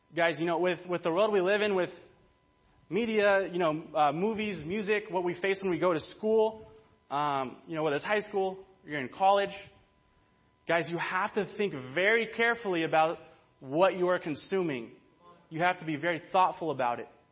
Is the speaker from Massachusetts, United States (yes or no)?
no; Burbank, California, United States; I grew up in Burbank